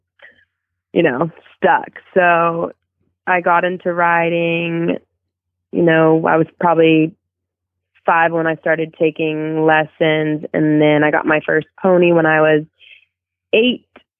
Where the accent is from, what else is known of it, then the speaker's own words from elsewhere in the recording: Azle, Texas, United States; I was born in Azle, Texas, which is maybe 15 minutes outside of Fort